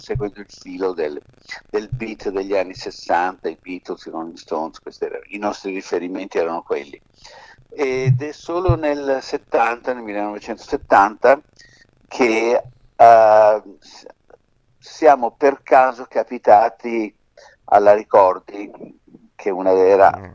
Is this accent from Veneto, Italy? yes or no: no; Milan, Lombardy, Italy; also born or lived in Sicily; noi siamo di Milano ovvero siamo nati in Sicilia ma siamo milanesi da sempre